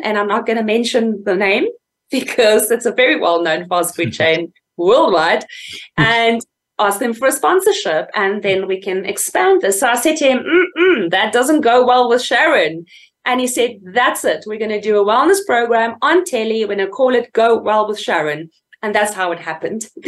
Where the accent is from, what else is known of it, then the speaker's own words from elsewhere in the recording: Fort Beaufort, Eastern Cape, South Africa; it literally started in a small little town called Fort Beaufort in the Eastern Cape, uh, where I was raised.